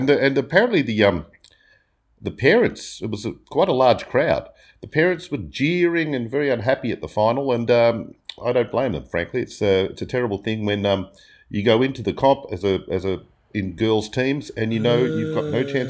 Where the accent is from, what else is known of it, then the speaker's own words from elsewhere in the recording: Werribee, Victoria, Australia; my hometown there. The single greatest artwork I ever saw as a youngster in Werribee.